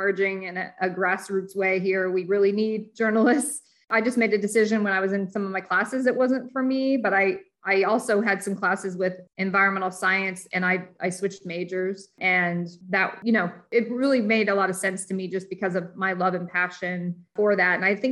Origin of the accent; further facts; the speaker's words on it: Indiana, United States; also born or lived in Detroit area, Michigan; I'm from Detroit area, but I grew up in Indiana.